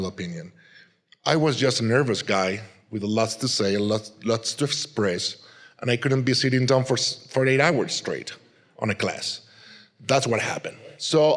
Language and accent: English; Madrid, Community of Madrid, Spain; English is a second language; also born or lived in Canary Islands, Spain; 3 years after, we moved to Madrid, and I was raised in Madrid. So I kind of consider myself a madrileño, a person from Madrid, because that's where I was grown